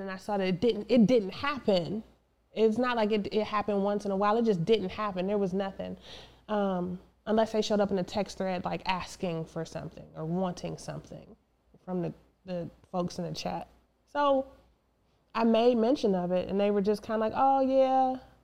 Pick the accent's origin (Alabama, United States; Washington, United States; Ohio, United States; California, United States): Ohio, United States; East Cleveland; moved away as an adult; we lived in East Cleveland, uh, suburb of Cleveland